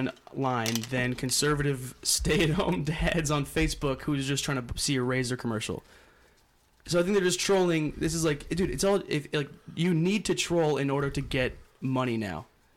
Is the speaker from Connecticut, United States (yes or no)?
yes; Seymour, Connecticut, United States; also born or lived in Waterbury, Connecticut; I'm from Seymour.